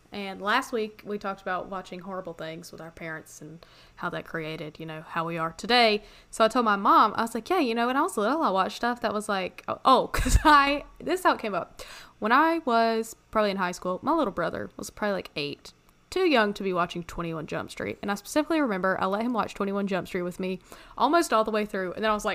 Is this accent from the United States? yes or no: no; Canada; As I said, I'm from Canada.